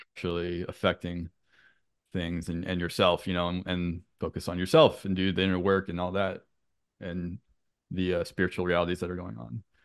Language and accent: English; St. Louis, Missouri, United States; moved away as an adult; also born or lived in Boston area; now in Boston, United States; I'm from the Saint Louis area